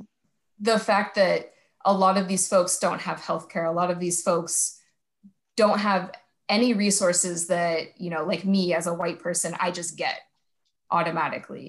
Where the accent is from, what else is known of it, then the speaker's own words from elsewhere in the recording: Salinas Valley, California, United States; I'm from the Salinas Valley area